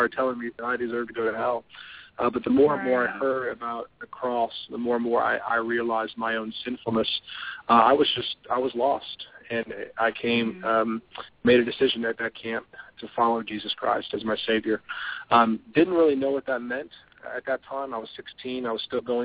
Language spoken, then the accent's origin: English; Palatine, Illinois, United States; now in Rock Hill, United States; I was raised outside Chicago in a town called Palatine, Illinois